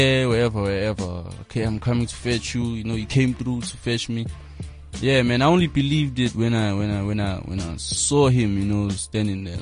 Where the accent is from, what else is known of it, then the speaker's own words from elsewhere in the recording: Johannesburg, Gauteng, South Africa; also born or lived in Matatiele, Eastern Cape; I was born in Gauteng. I grew up in Joburg. I went to primary school in Yeovil. Went to high school in Berea. So I'm practically just a Josie cat